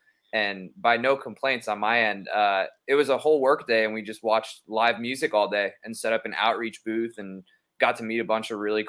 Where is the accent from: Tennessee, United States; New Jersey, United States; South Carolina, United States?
New Jersey, United States